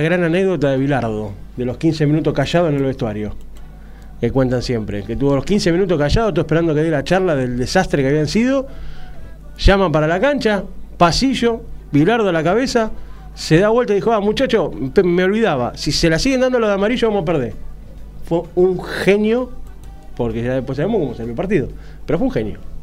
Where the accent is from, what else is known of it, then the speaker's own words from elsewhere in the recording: Argentina; yo como argentino